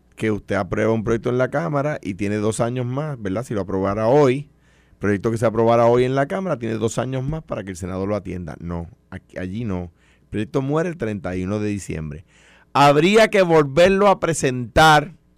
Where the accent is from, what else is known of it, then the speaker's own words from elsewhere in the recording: Puerto Rico; Yo soy un puertorriqueño con ciudadanía americana. No soy un americano que nació en Puerto Rico